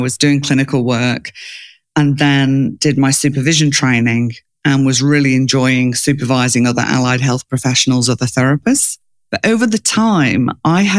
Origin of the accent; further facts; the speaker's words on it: England, United Kingdom; moved away as an adult; now in Australia; I grew up in England, but I live in Australia